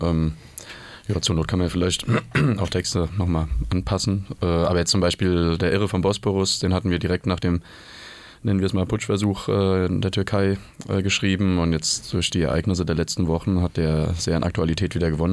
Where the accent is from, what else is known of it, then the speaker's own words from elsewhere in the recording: Mainz, Rhineland-Palatinate, Germany; now in Berlin, Germany; ich komme ursprünglich aus Mainz